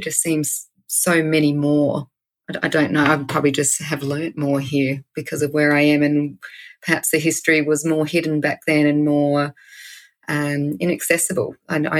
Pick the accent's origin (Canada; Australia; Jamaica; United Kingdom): Australia; Wiradjuri country, New South Wales; moved away; I'm from Sejuna, Wiradjuri